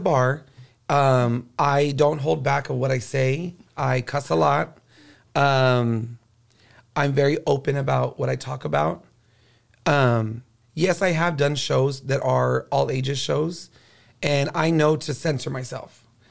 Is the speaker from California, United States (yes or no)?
no; Corpus Christi, Texas, United States; now in San Antonio, United States; I was from Corpus Christi, and it's by the water